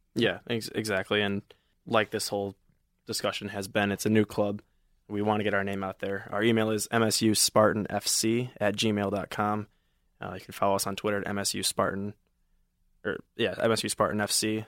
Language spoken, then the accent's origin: English; Novi, Michigan, United States; I'm from Novi, Michigan